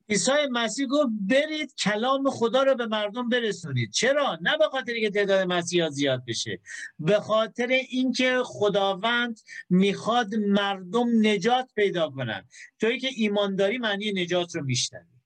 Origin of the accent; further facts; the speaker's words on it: Iran; من بی هدف تو ایران به دنیا نیومدم